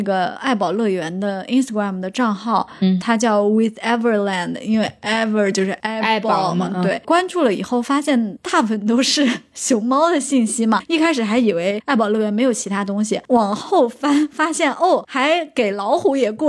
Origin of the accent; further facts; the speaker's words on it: China; 尤其我们中国人，